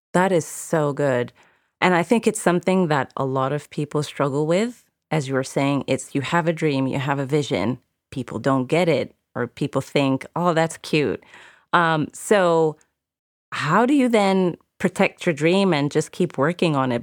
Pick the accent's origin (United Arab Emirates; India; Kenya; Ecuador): United Arab Emirates; moved away; I grew up in the Middle East, in the Emirates